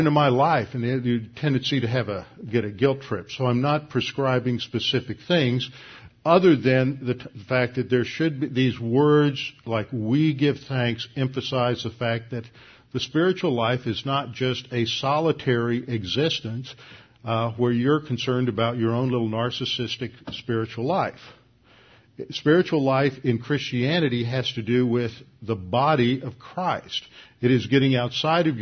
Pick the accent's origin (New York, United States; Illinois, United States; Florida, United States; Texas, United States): Texas, United States; Houston; I grew up here in Houston